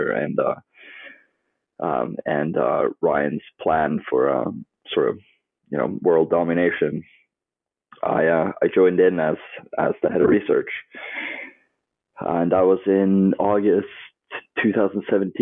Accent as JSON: {"language": "English", "country": "Norway", "tie": "born or raised there", "also_born_or_lived": "United States / Barcelona / London", "moved": "as an adult", "said": "I grew up in Norway, kind of in rural middle of nowhere"}